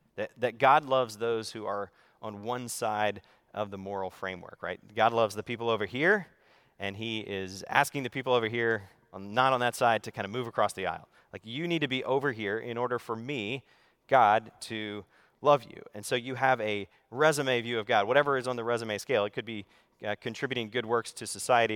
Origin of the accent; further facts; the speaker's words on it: the South, United States; moved away; I grew up in the South, so in the Bible Belt